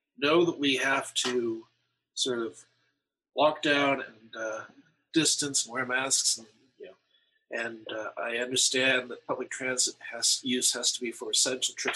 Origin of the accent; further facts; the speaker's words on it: Toronto, Ontario, Canada; moved away as an adult; now in Kitchener, Canada; as a kid growing up in Toronto